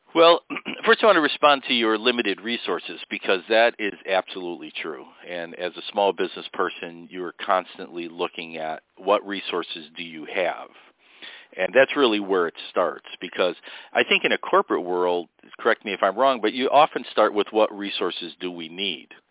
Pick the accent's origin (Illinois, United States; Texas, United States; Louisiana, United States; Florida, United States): Illinois, United States; Chicago; I grew up on the South Side, and I lived in the Pullman area for a while, which is a historic area of Chicago